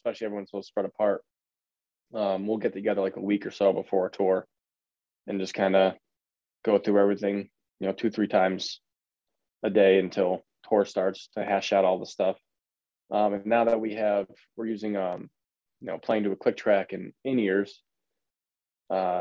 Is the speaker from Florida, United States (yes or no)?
no; Connecticut, United States; I'm from Connecticut, born and raised in Connecticut